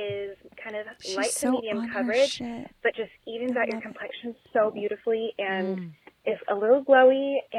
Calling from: Arizona, United States; Hi, Esther. Hi, Caroline. … I'm from Arizona.

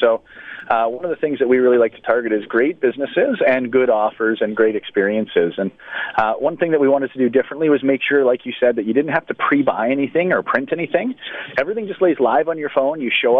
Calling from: Victoria, British Columbia, Canada; I'm actually calling from Victoria here today. We're on the island

